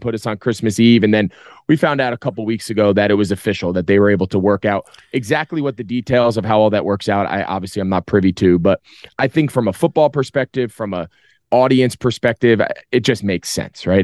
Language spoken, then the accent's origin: English; New Jersey, United States; born or raised there